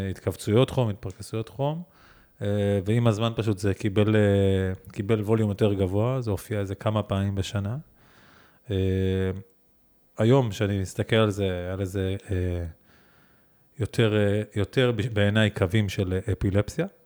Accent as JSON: {"language": "Hebrew", "town": "Givatayim", "region": "Tel Aviv District", "country": "Israel", "tie": "born or raised there", "also_born_or_lived": "Ramat Gan", "said": "אה, כן, אבל כן גדלתי בגבעתיים, רמת גן, עמידר, פרדס כץ, כזה, זה היה... אה, האזור אה, ילדות שלי."}